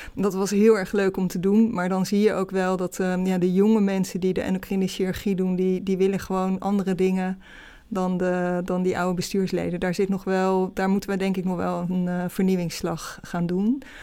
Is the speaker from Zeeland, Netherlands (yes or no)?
no; Rotterdam, South Holland, Netherlands; moved away as an adult; also born or lived in Amsterdam; ik ben opgegroeid in Rotterdam, omgeving Rotterdam